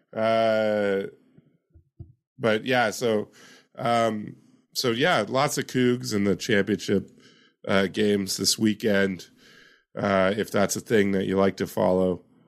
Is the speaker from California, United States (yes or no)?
no; Yakima, Washington, United States; my hometown of Yakima